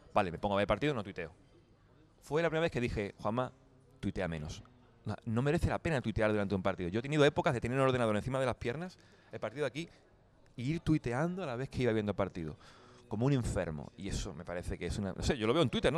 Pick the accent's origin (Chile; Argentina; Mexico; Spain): Spain; Andalusia; moved away as an adult; now in Germany; mi tierra, eh, eh, Andalucía